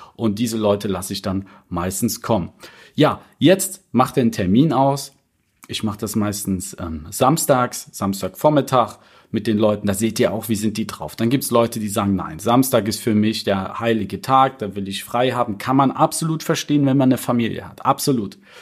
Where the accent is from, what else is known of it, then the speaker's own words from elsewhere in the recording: Cologne, North Rhine-Westphalia, Germany; ich komme ja aus Köln